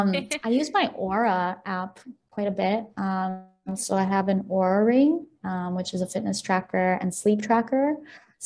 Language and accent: English; Chicago, Illinois, United States; also born or lived in Ukraine; I'm from Ukraine. So we moved in 2002. So Chicago is, I would say, my hometown.